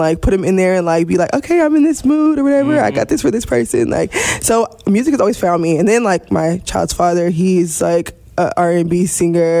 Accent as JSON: {"language": "English", "town": "Corpus Christi", "region": "Texas", "country": "United States", "also_born_or_lived": "Houston, Texas", "moved": "as an adult", "said": "I'm from Corpus"}